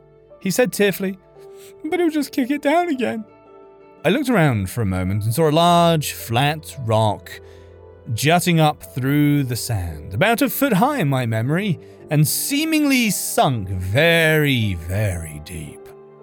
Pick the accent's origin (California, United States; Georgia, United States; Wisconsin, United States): California, United States; I grew up in California, but not close enough to beach to go there often